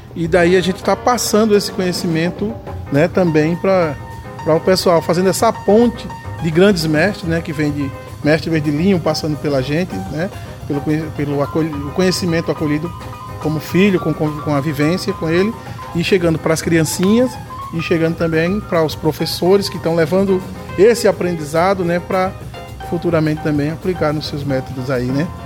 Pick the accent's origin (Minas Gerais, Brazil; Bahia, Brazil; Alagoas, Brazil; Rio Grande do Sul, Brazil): Alagoas, Brazil; Maceió; eu sou de Maceió, meu pai foi funcionário